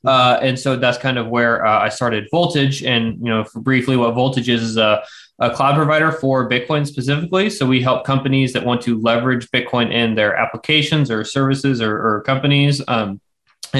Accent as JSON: {"language": "English", "town": "McPherson", "region": "Kansas", "country": "United States", "tie": "born or raised there", "said": "I grew up around here in Central Kansas, McPherson specifically."}